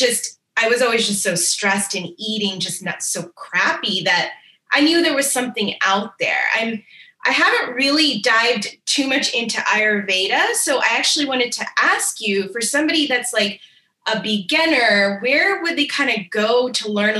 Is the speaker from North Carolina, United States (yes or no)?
no; Washington, District of Columbia, United States; I'm actually from the Washington, D.C. area.